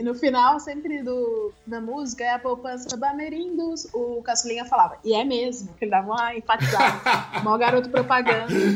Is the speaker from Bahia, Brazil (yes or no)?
no; Ceará, Brazil; moved away as an adult; now in São Paulo, Brazil; eu já tive um só meu numa agência pequena lá de Fortaleza, que eu sou do Ceará